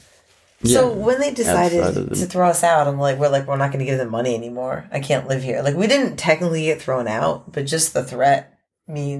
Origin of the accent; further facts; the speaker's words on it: New York City, New York, United States; also born or lived in Gold Coast, Australia; now in Australia; I'm from New York City and I live in the South Pacific to explicitly avoid the winter